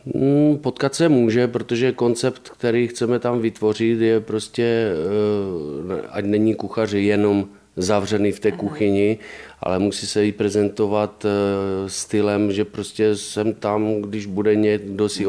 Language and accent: Czech; Czechia; moved away as an adult; also born or lived in Italy / Washington, D.C.; já jsem byl Čech